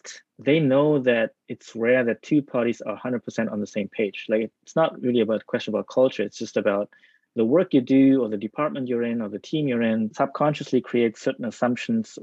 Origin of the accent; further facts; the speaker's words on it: Germany; moved away as an adult; also born or lived in Tokyo, Japan / Netherlands; now in Japan; I was born in Tokyo, but I was raised in Germany. We went to Germany before I even turned 1 year old. Stayed there until high school graduation, almost 20 years